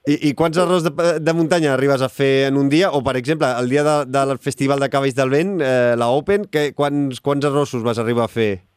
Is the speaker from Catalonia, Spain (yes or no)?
yes; Sabadell, Catalonia, Spain; jo, jo sóc de Sabadell